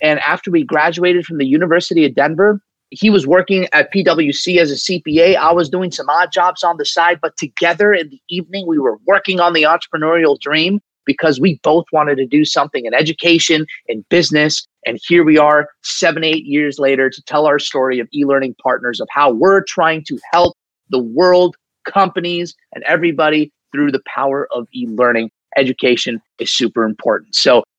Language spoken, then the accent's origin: English; Saudi Arabia; And I actually grew up in the Middle East. I grew up in Saudi Arabia, believe it or not, in this melting pot of culture.